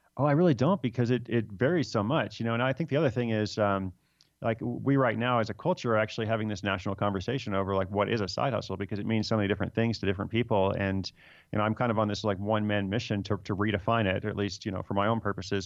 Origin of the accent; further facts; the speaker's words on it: United States; also born or lived in Sierra Leone; I'm American